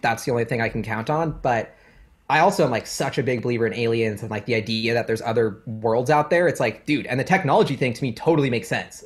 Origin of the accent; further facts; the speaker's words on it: Seattle, Washington, United States; growing up in Seattle, super climate friendly